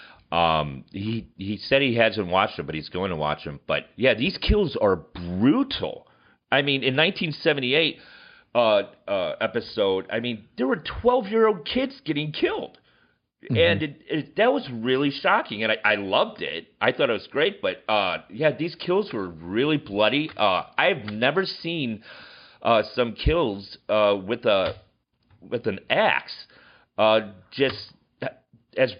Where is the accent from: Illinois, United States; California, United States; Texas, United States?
Illinois, United States; Chicago; accent: Chicago; my Chicago accent